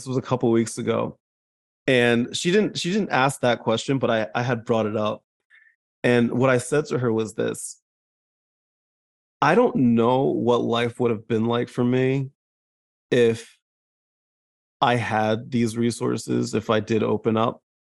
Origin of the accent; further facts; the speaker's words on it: New Jersey, United States; accent: New Jersey; my Jersey comes out. Like, because I grew up in Jersey, my New Jersey will come out if I'm not paying attention.